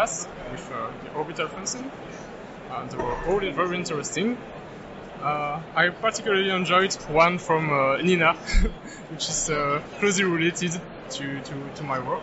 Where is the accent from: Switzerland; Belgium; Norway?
Belgium; I come from Belgium.